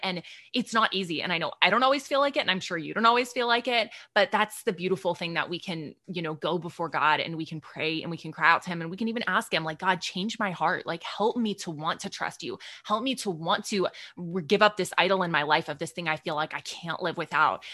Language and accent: English; Texas, United States; I'm from Texas